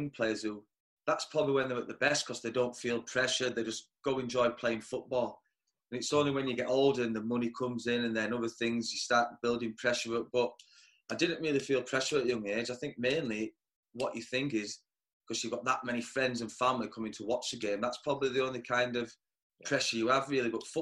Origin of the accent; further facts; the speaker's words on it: Darfield, Yorkshire and the Humber, United Kingdom; I'm from Darfield originally